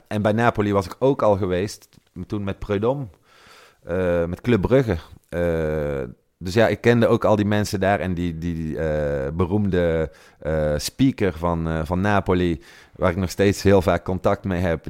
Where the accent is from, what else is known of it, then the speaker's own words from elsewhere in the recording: Tilburg, North Brabant, Netherlands; moved away as an adult; now in Italy; ik kom uit Brabant, zoals je kunt horen